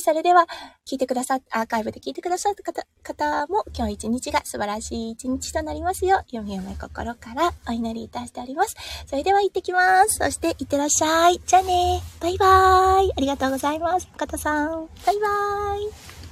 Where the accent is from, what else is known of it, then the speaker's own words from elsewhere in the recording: Iwate, Japan; moved away as an adult; now in Australia; 岩手県出身なので